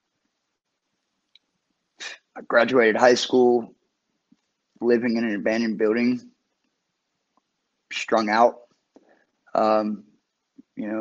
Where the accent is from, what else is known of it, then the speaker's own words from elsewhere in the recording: Cincinnati, Ohio, United States; I am from uptown Cincinnati, Ohio